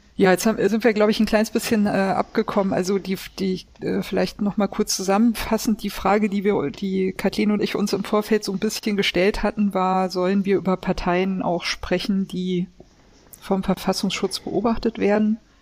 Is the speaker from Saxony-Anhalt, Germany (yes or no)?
no; Swabia, Baden-Württemberg, Germany; Ich bin nicht getauft ähm, und ich bin in Schwaben geboren